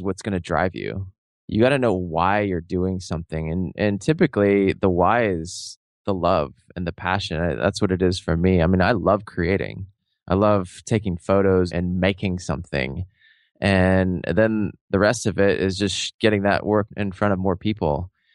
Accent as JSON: {"language": "English", "town": "Seattle", "region": "Washington", "country": "United States", "tie": "born or raised there", "said": "I grew up in Seattle, I was living in Seattle at the time"}